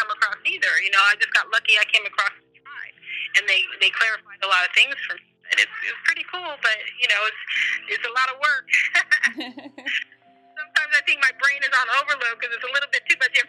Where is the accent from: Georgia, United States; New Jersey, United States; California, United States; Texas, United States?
California, United States; Los Angeles; now in Northern California, United States; that's my hometown, Pacoima, you know, that's where I was born